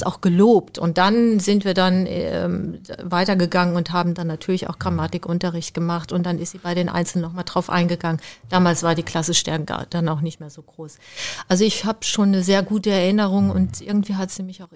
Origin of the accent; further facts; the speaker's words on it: Siegerland, North Rhine-Westphalia, Germany; now in Berlin, Germany; Meine Eltern hatten ähm, in meinem Heimatort, der heißt Nepfen-Seichendorf, ein Haus gebaut